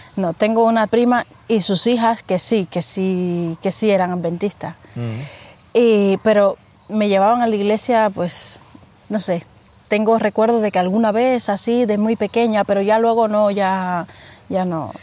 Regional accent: Nuevitas, Camagüey, Cuba; moved away as an adult; now in Spain; Nací en la provincia de Camagüey, municipio Nuevitas

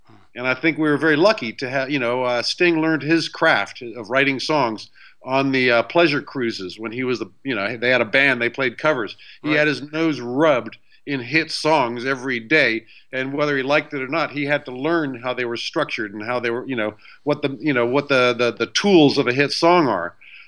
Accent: Beirut, Beirut Governorate, Lebanon; also born or lived in Somerset, England; growing up in Beirut as American.

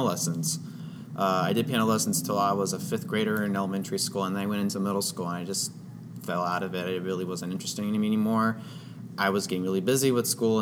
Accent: Austin, Texas, United States; my hometown, Austin, Texas

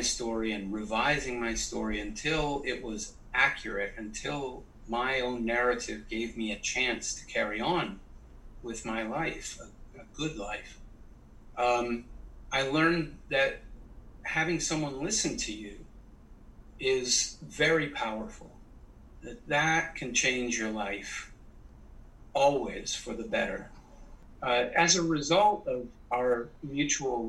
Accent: Canada; I was raised in Canada

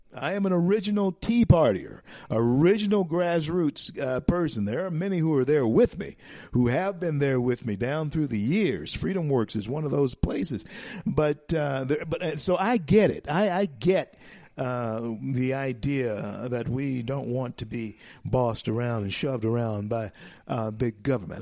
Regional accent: United States; I am an American, and uh, I have never been a citizen of any other nation but this nation, America.

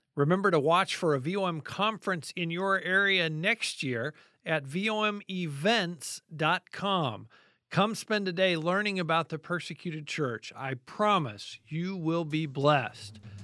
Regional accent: United States; I'm an American

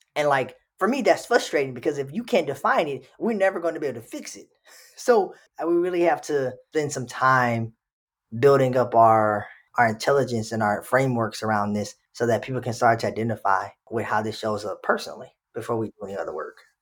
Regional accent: Texas, United States; moved away as an adult; now in Minnesota, United States; I'm from Texas.

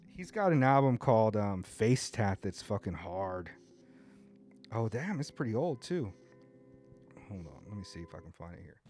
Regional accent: Southern California, United States; now in Japan; I grew up in Southern California

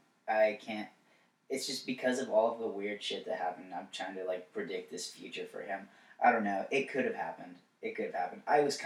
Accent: Greensboro, North Carolina, United States; moved away as an adult; now in Wilmington, United States; Greensboro is my hometown.

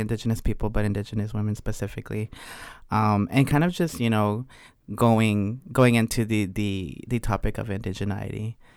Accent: Oaxaca, Mexico; about my home state, how in Oaxaca specifically

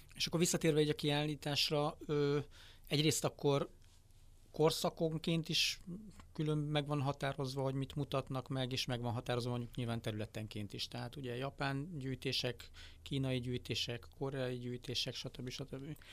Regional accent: Hungary; nekem magyarként

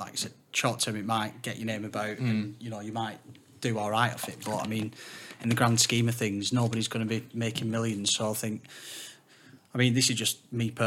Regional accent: Wigan, North West England, United Kingdom; I'm from Wigan

